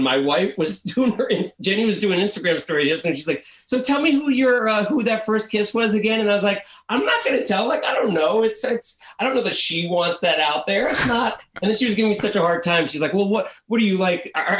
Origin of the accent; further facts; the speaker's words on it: New Jersey, United States; I'm from Jersey originally. Yeah.